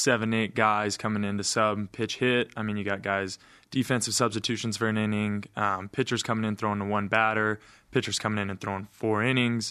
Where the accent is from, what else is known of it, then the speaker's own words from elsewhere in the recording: Price, Utah, United States; a pitcher from my hometown.